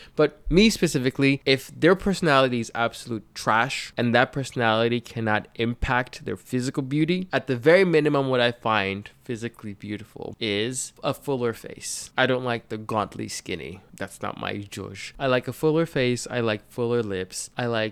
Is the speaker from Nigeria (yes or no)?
yes; Nigeria; I was born and raised in Africa, in Nigeria specifically.